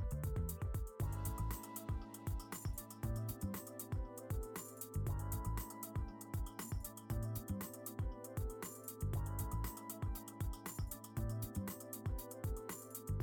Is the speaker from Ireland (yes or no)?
yes; Ireland; moved away as an adult; now in Western Australia, Australia; I'm based in Western Australia, but as you can tell from my accent, originated in Ireland. Been living over here in Australia for about 15 years